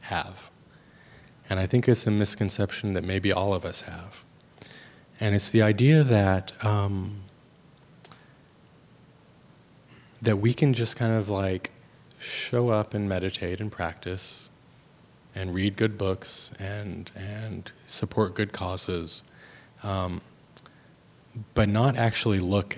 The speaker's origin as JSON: {"language": "English", "country": "United States", "tie": "born or raised there", "said": "I grew up in America."}